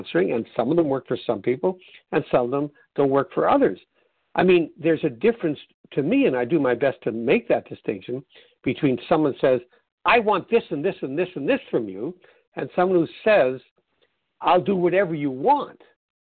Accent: Canada; being Canadian

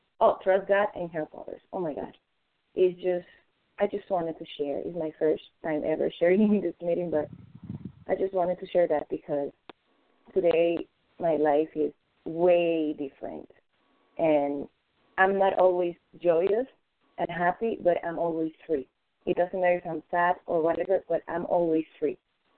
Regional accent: Florida, United States; from Florida, recovering compulsive overeating for today.

